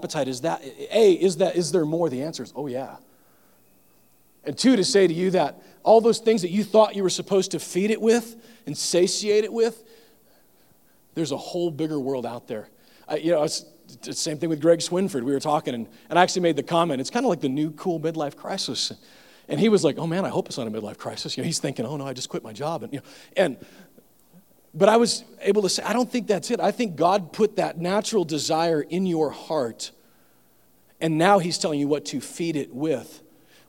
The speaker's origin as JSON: {"language": "English", "region": "Nebraska", "country": "United States", "tie": "born or raised there", "moved": "yes", "lives_now": "Tennessee, United States", "said": "I grew up in the Midwest"}